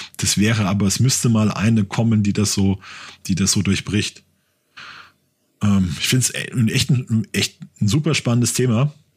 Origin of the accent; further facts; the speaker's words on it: Germany; ich bin Deutscher